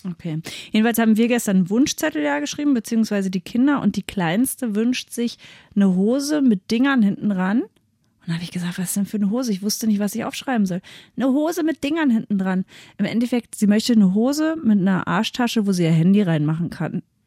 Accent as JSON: {"language": "German", "town": "Seehausen", "country": "Germany", "said": "bei uns in Seehausen"}